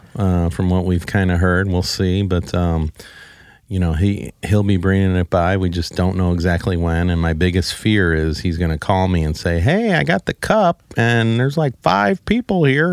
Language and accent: English; Saint Charles, Missouri, United States; I grew up in Saint Charles, so I know all about Saint Charles